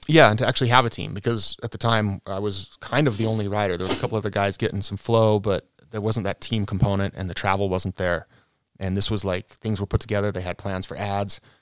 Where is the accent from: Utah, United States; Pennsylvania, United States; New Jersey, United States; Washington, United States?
Utah, United States; Cottonwood Heights; born and raised, born in the house that I grew up